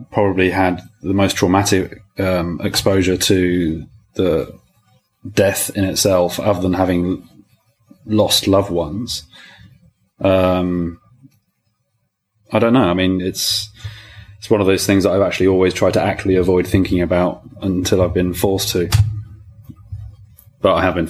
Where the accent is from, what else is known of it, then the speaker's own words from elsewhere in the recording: South Coast, England, United Kingdom; moved away as an adult; also born or lived in France; now in London, United Kingdom; I grew up on the South Coast, so I was down there for 20 years, living and studying in a town where people generally go to die, actually. And then I moved to London after